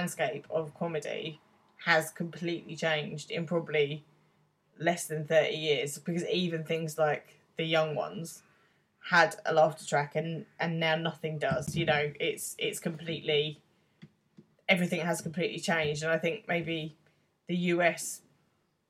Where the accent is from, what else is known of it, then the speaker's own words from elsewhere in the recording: United Kingdom; as a Brit